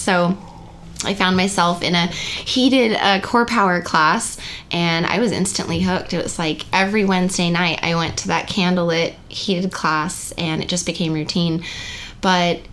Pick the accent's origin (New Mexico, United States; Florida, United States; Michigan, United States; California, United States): New Mexico, United States; moved away as an adult; I'm from New Mexico. I moved here at 18